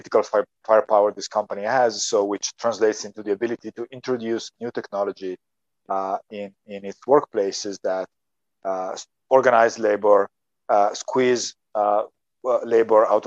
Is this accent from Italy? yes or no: yes; a small town in northern Italy, Italy; moved away; I happen to come from a small town in northern Italy where the first and still biggest, I think, fulfillment center owned by Amazon is located.